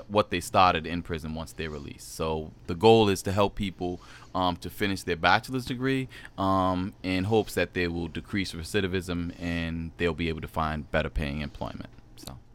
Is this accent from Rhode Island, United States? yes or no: yes; Providence, Rhode Island, United States; also born or lived in Germany; I was born in Germany, but raised pretty much in Mount Hope area, Providence, Rhode Island.